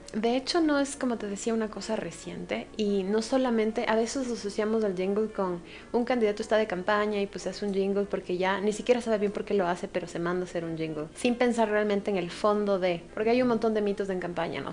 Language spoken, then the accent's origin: Spanish; Ecuador; como ecuatorianos exportamos